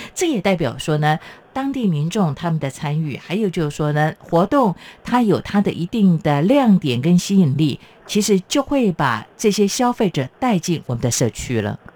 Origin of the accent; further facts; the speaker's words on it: Chiayi, Taiwan; moved away; 像我的老家在嘉义，我们就是以这个农业为主